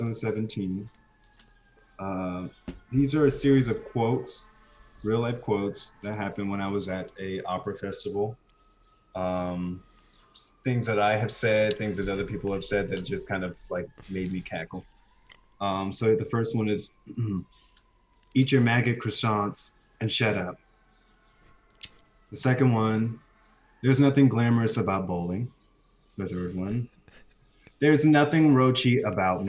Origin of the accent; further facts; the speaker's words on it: Texas, United States; now in New York City, United States; I was born in Texas